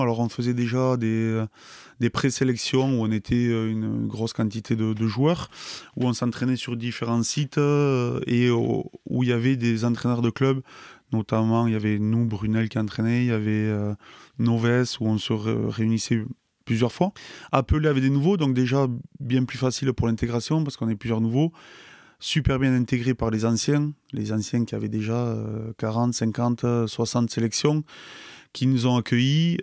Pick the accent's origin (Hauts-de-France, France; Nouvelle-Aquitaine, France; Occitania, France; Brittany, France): Nouvelle-Aquitaine, France; Pau; also born or lived in Nay / Biarritz; j'ai grandi à Pau. Au début, on habitait à Pau, et puis après, mon père jouait au rugby à Naï